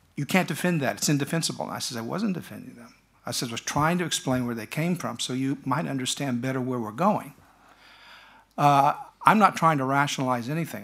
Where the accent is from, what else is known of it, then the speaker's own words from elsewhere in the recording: United States; as an American